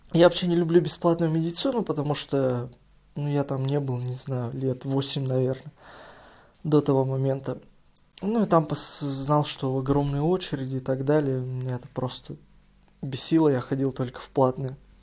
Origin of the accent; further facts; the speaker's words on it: Izhevsk, Udmurtia, Russia; я сам из Ижевска